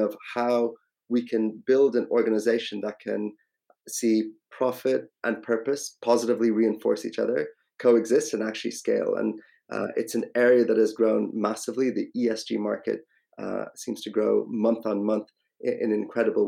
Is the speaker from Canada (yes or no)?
no; Ireland; moved away as an adult; also born or lived in India; now in London, United Kingdom; My own background, so originally Indian, actually grew up in Ireland, moved over to London about 20 years ago